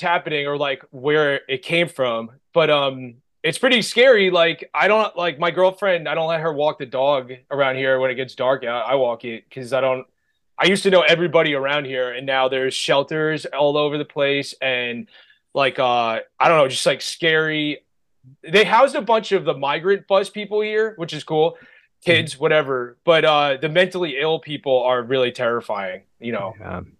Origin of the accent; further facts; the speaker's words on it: United States; I'm from the Bay Shore, so you could see Manhattan from where I'm from